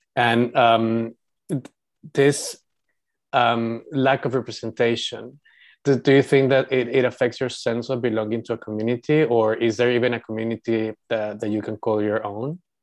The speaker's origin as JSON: {"language": "English", "country": "Panama", "tie": "born or raised there", "also_born_or_lived": "Europe", "moved": "as an adult", "said": "When I grew up, uh, in Panama, I was seen as white because my family was half European"}